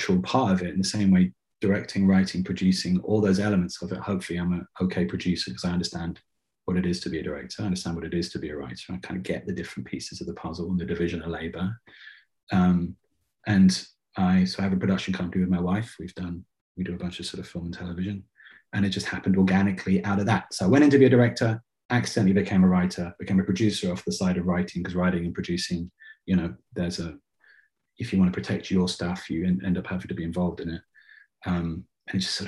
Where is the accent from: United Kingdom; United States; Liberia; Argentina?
United Kingdom; England; moved away; I grew up in England